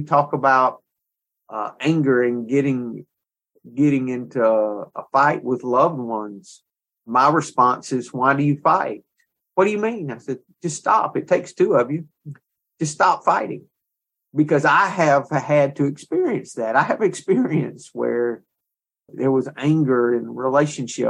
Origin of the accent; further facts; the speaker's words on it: the South, United States; We're both from the South